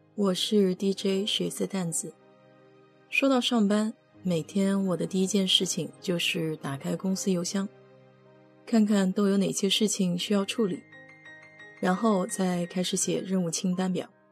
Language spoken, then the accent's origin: Chinese; China; 我们中国人